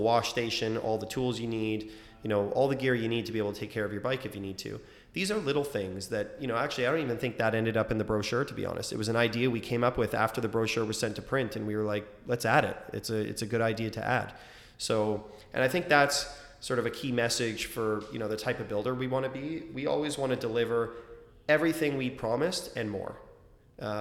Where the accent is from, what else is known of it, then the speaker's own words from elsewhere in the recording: Toronto, Ontario, Canada; I grew up in Scarborough, I know it well